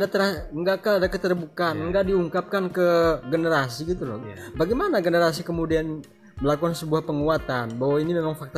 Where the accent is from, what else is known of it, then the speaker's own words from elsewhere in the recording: Java, Indonesia; iya kami orang kami orang Jawa yang dulu orang tua kami mengaku orang datang dari Siru